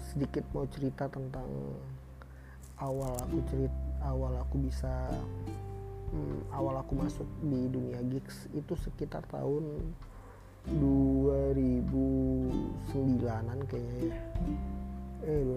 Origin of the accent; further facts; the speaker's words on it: Medan, North Sumatra, Indonesia; Aku dari Medan, aku pengen ngebahas soal Medan-Medan aja